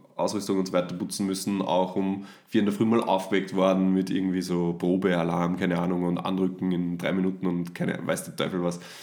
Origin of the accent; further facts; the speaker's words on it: Austria; bei uns in Österreich